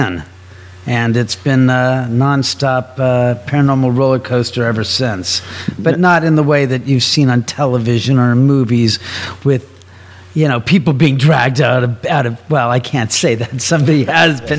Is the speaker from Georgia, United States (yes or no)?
no; Beverly Hills area, California, United States; I was born and raised in the area